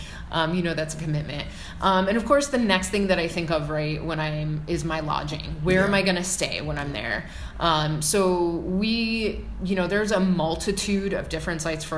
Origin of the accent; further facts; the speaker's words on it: Chicago, Illinois, United States; now in California, United States; as I grew up in Chicago